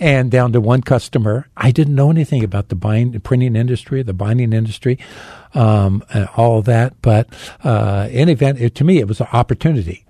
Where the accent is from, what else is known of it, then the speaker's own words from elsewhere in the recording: Phoenix, Arizona, United States; I was born in Phoenix